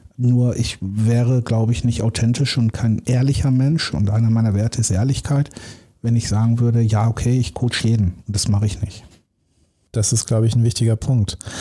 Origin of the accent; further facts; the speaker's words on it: Dortmund, North Rhine-Westphalia, Germany; ich bin ja im Ruhrgebiet geboren, so Dortmunder Jung